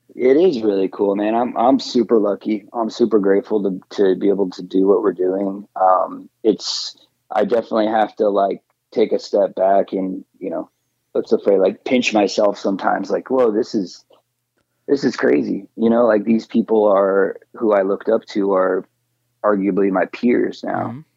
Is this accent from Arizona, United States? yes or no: yes; Phoenix, Arizona, United States; growing up in Phoenix, the Phoenix area